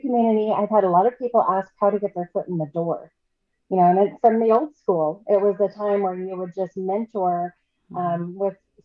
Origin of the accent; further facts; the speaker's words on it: Bremerton, Washington, United States; I'm from a city that's not too far away from Seattle, Bremerton. It's right across the water